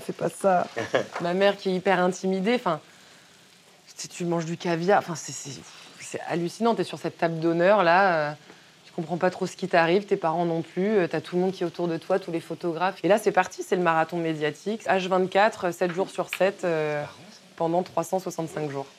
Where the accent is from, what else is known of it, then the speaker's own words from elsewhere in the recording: Brittany, France; je viens de Bretagne